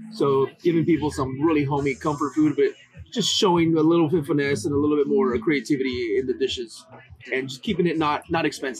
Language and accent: English; Anaheim, California, United States; also born or lived in Chicago; I'm from Anaheim, California.